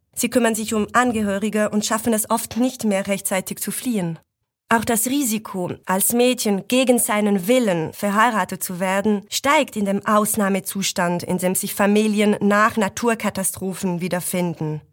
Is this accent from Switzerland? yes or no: yes; Switzerland; ich habe einen Akzent, weil ich aus der Schweiz komme